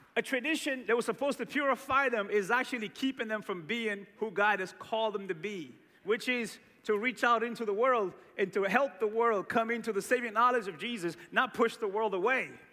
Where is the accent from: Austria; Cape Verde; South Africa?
Cape Verde; Growing up in Cape Verde, we had this tradition around Christmas